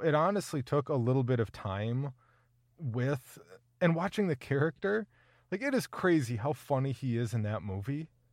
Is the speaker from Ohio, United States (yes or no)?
no; Minnesota, United States; I'm a Minnesotan